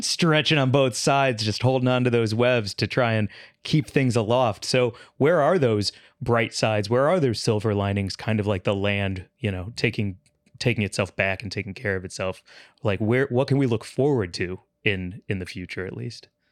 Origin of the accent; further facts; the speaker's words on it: St. Louis, Missouri, United States; moved away; growing up in Saint Louis